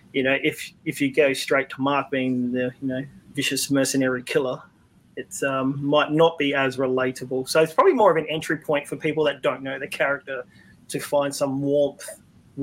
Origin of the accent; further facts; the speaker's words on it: Australia; being an Australian